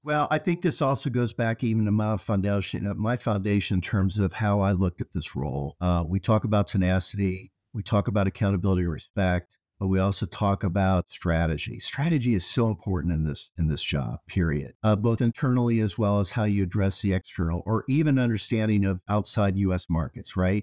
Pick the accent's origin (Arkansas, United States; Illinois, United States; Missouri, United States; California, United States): Illinois, United States; outside of Peoria, central; I grew up in, uh, central Illinois, or as they say in Illinois, downstate. Outside of Peoria, Illinois, in a city that was about ten thousand people.